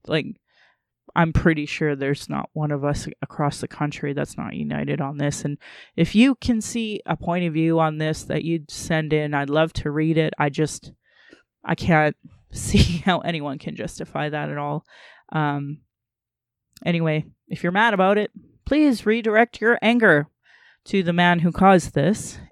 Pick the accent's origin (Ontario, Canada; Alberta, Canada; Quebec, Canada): Alberta, Canada; Sylvan Lake; also born or lived in Calgary, Canada; I grew up in Sylvan Lake where they were burning crosses down in Caroline